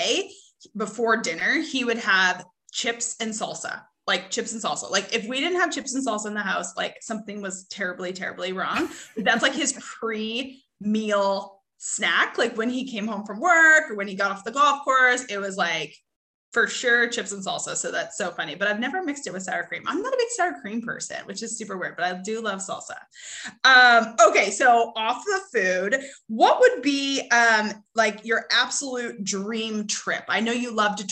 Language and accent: English; Canada; now in United States; I grew up in Canada, now live in the US